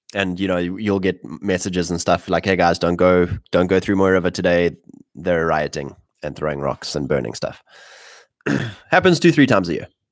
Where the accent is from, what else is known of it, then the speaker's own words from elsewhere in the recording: Drakensberg, KwaZulu-Natal, South Africa; in my area, where I grew up in the Drakensberg